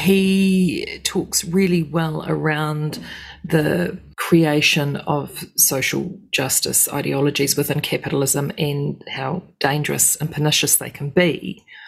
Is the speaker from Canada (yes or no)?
no; New Zealand; as a Kiwi